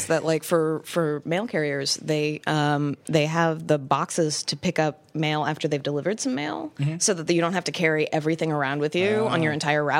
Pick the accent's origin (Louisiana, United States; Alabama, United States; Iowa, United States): Iowa, United States; now in San Francisco, United States; I grew up in Iowa, and we definitely had mailboxes.